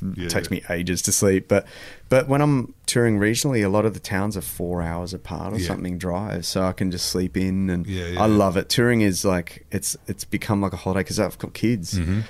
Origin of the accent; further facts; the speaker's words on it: Adelaide, South Australia, Australia; also born or lived in Malaysia; Adelaide's the first show back in my hometown